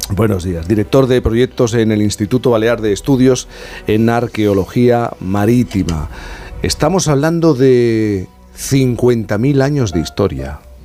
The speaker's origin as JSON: {"language": "Spanish", "town": "Cádiz", "region": "Andalusia", "country": "Spain", "said": "yo soy gaditano"}